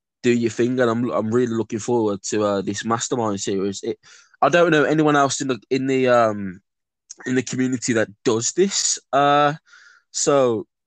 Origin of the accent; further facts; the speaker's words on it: Birmingham, West Midlands, United Kingdom; I grew up in Birmingham